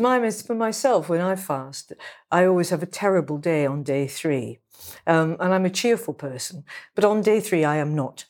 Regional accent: England, United Kingdom; I'm a writer from England

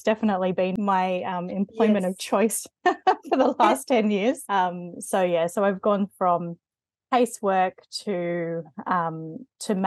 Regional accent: Sydney, New South Wales, Australia; now in Penrith, Australia; I grew up in the Sutherland Shire in Sydney

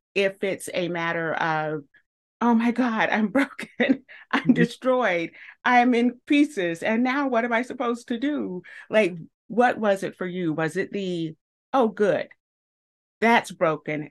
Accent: the South, United States; a southerner

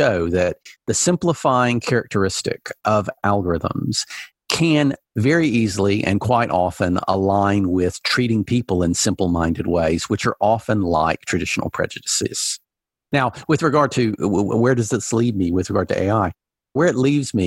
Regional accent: Alabama, United States; when I was a kid growing up in Alabama

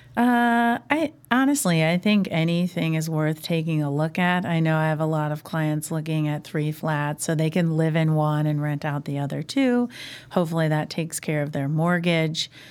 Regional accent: Indianapolis, Indiana, United States; now in Chicago, United States; I grew up in Indianapolis

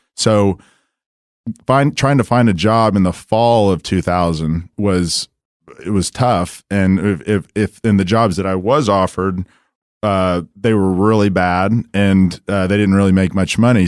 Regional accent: Dallas, Texas, United States; I come from Dallas, uh, went to Saint Mark's, you know, went to S M U

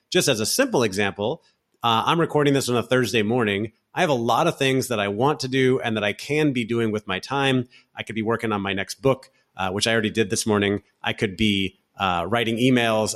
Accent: Orlando, Florida, United States; moved away as an adult; also born or lived in San Francisco; now in Barcelona, Spain; I grew up in Central Florida, in Orlando, Florida

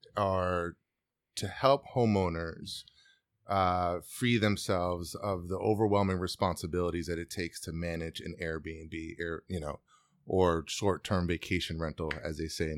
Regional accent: New Paltz, New York, United States; moved away as an adult; I'm from the Hudson Valley. I grew up in New Paltz and graduated there in high school. So this coming back here for me is a little bit of a homecoming. I left when I was 18

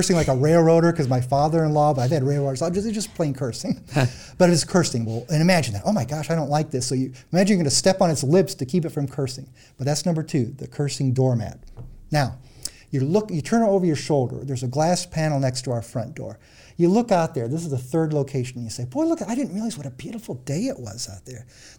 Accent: Illinois, United States; I grew up in Central Illinois.

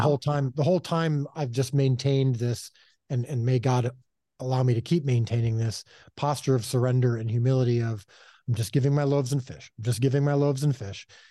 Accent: Chicago, Illinois, United States; now in Texas, United States; I miss my, uh, Chicago heritage

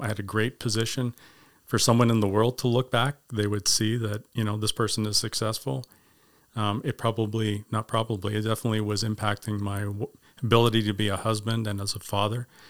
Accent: Winnipeg, Manitoba, Canada; also born or lived in Grimsby, Ontario; I was originally born in Grimsby, Ontario, and, uh, lived there until fifth grade, and we moved as a family to Winnipeg and, uh, lived there for nineteen years

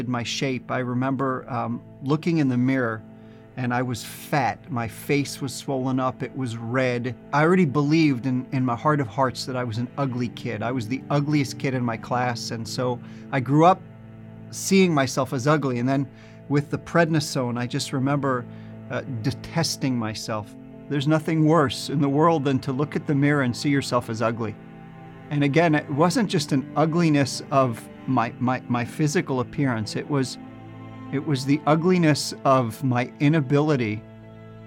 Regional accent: New Jersey, United States; born or raised there

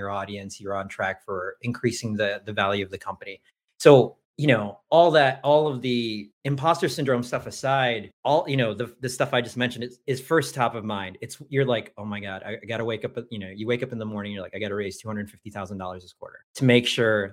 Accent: Detroit, Michigan, United States; also born or lived in Leuven, Belgium / Bonn, Germany / Philippines (ancestry); I grew up middle class in the Detroit area

